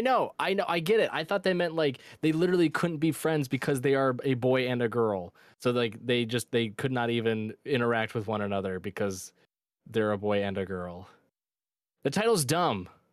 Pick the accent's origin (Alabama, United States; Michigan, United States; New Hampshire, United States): Michigan, United States; born or raised there